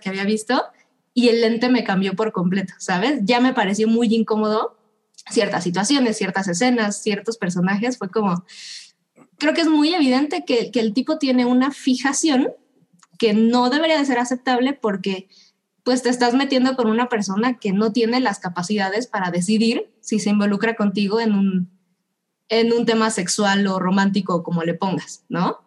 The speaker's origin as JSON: {"language": "Spanish", "country": "Mexico"}